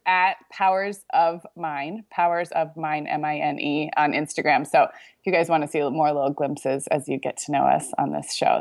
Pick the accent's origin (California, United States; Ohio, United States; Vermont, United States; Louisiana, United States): California, United States; Santa Barbara; moved away as an adult; We just were kind of tourists in my own hometown this week